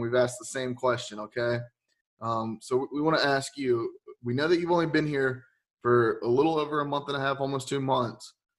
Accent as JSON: {"language": "English", "town": "Lexington", "region": "North Carolina", "country": "United States", "tie": "born or raised there", "moved": "yes", "lives_now": "Greenville, United States", "said": "I come from Lexington. So I grew up with Lexington style barbecue."}